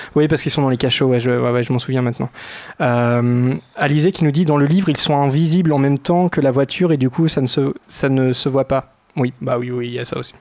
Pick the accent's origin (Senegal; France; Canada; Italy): France; nous sommes français